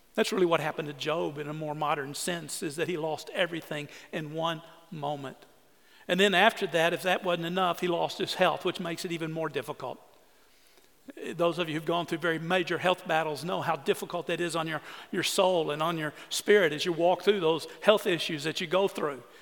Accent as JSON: {"language": "English", "town": "Orange", "region": "Texas", "country": "United States", "tie": "born or raised there", "said": "I grew up on the Sabine River, Orange, Texas"}